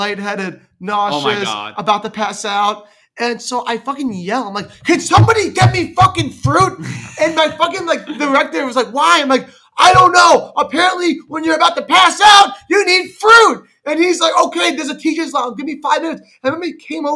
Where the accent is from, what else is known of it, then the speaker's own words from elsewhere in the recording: Stamford, Connecticut, United States; Stamford, Connecticut, in my hometown